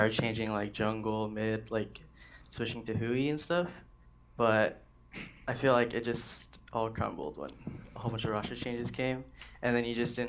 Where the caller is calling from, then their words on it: Washington, United States; Washington State.